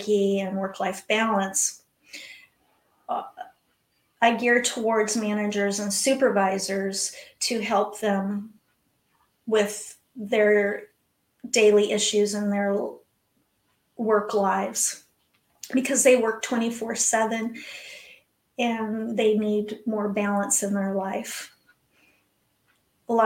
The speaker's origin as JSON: {"language": "English", "town": "Tucson", "region": "Arizona", "country": "United States", "tie": "born or raised there", "lives_now": "Mesa, United States", "said": "Well, I live in Arizona, in Mesa, Arizona, which is outside of Phoenix, but I grew up in Tucson, Arizona."}